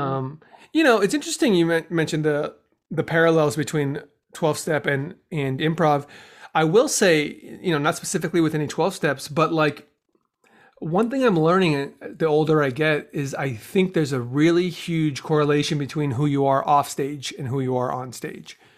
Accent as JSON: {"language": "English", "town": "Los Angeles", "region": "California", "country": "United States", "also_born_or_lived": "Chicago", "said": "I'm from Los Angeles"}